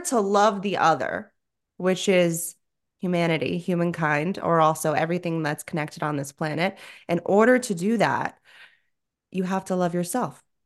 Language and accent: English; South Florida, United States; I grew up in South Florida